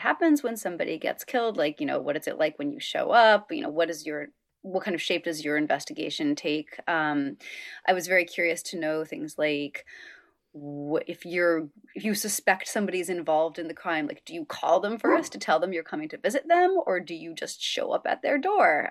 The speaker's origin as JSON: {"language": "English", "region": "upstate New York", "country": "United States", "tie": "born or raised there", "said": "a state trooper in my hometown of upstate New York"}